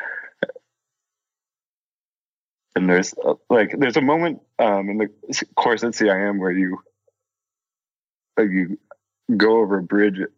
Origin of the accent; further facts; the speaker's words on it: Portland, Oregon, United States; growing up in Portland